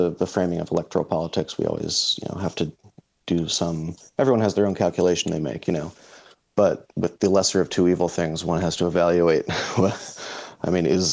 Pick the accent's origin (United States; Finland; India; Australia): United States; Philadelphia, Pennsylvania; I'm from Philadelphia